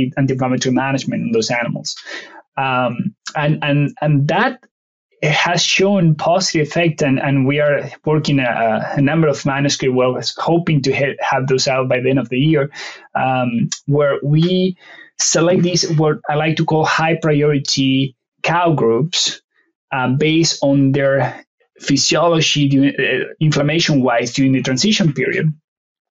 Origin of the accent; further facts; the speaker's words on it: Argentina; first language Spanish; English is a second language; moved away as an adult; also born or lived in Colorado / Ohio; now in Pennsylvania, United States; I'm not from around, that is where the strong accent came from. I'm originally from Argentina. My native language is Spanish